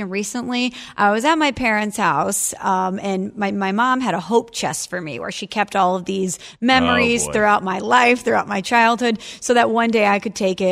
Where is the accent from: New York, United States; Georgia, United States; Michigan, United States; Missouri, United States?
Missouri, United States; St. Louis; I'm from St. Louis, Jordan, covered the St. Louis Cardinals for a long time.